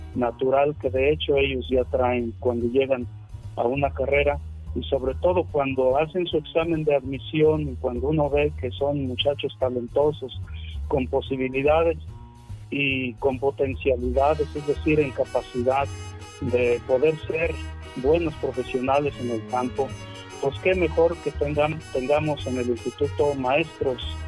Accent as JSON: {"language": "Spanish", "town": "Ciudad Fernández", "region": "San Luis Potosí", "country": "Mexico", "tie": "born or raised there", "lives_now": "San Luis Potosí, Mexico", "said": "yo estudié la primaria en, en, la escuela Álvaro Obregón, en la comunidad en donde yo nací, en Morillo, Ciudad Fernández, San Luis Potosí. Al terminar la primaria me trasladé en 1978 aquí a la ciudad de San Luis Potosí"}